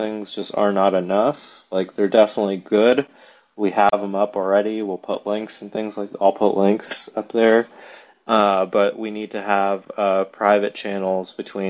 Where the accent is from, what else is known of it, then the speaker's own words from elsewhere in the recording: Dallas, Texas, United States; moved away; also born or lived in Arizona; My roots start here in Dallas, Texas